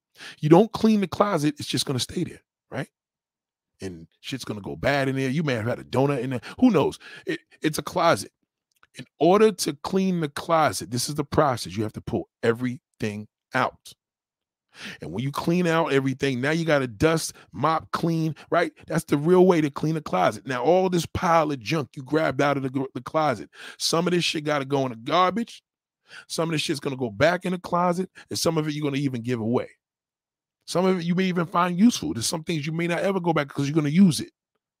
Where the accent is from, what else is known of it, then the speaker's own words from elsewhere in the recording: Texas, United States; Well, I grew up in Texas. You know what I mean? I graduated from here.